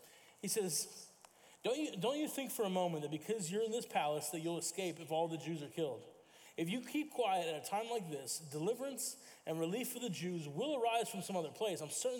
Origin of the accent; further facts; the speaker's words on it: Italy; I grew up in Italy, and so our student ministry was in Italy, it was in Italian